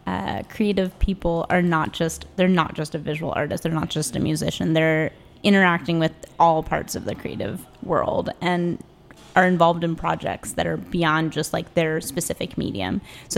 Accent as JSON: {"language": "English", "town": "Philadelphia", "region": "Pennsylvania", "country": "United States", "moved": "as an adult", "lives_now": "Washington, D.C., United States", "said": "Yeah. So I'm originally from Philly. Moved to D.C. in 2008 to go to American University and studied art there, studied education as well."}